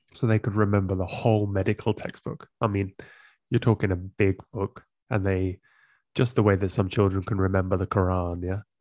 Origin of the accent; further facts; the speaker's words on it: England, United Kingdom; moved away as an adult; also born or lived in Amsterdam, Netherlands; I grew up in England and I moved to Amsterdam, the Netherlands, sorry, when I was in my